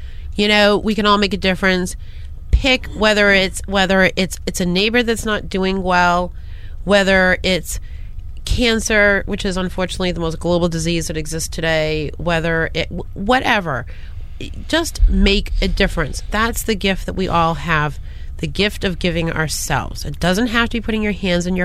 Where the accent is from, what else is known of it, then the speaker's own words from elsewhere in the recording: Boston, Massachusetts, United States; I speak funny because I'm from Boston.